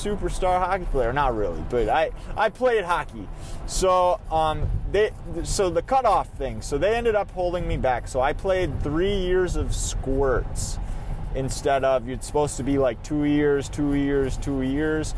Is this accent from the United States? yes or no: yes; Minnesota, United States; I am from Minnesota, and it's the state of hockey